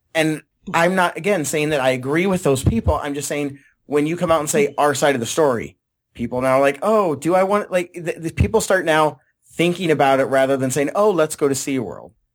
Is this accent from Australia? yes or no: no; San Diego, California, United States; I grew up in San Diego